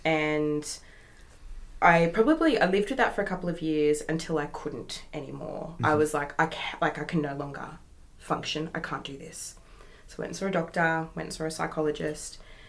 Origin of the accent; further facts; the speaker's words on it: New South Wales, Australia; now in Western Australia, Australia; I've got some on the other side of the country because I'm from New South Wales.